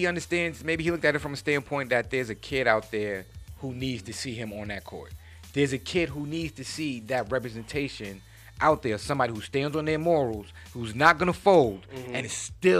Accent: New York City, New York, United States; I'm from Queens, so I'm kind of petty.

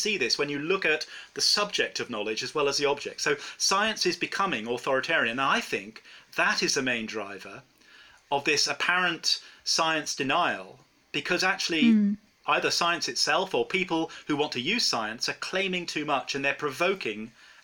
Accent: England, United Kingdom; I'm from England

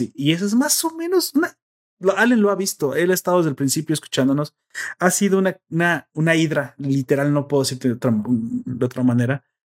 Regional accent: Mexico

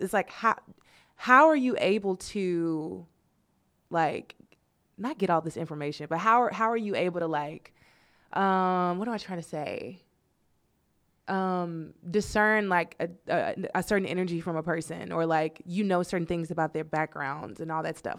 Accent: the South, United States; I'm from the South

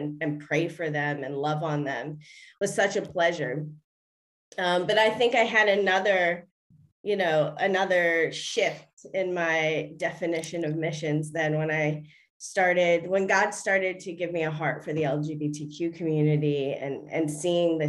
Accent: Baltimore, Maryland, United States; moved away as an adult; now in New York City, United States; Grew up in Maryland, Baltimore, Maryland, and spent most of my life there

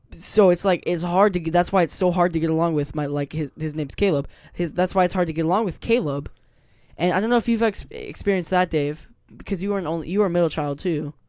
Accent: Puyallup, Washington, United States; born or raised there; also born or lived in Lakewood, Washington

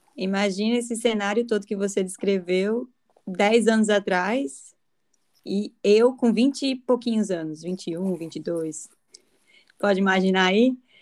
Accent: Natal, Rio Grande do Norte, Brazil; moved away as an adult; also born or lived in Argentina / Europe; now in Barossa Valley, Australia; sendo natalense

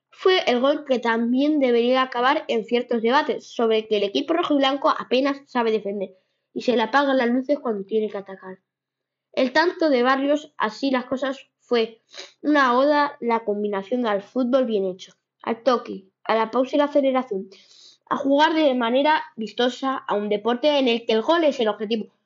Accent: Ceuta, Spain; Es mi equipo donde he nacido.

